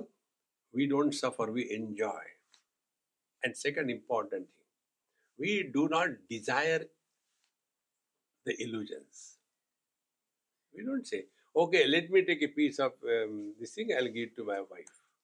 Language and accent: English; India; being Indian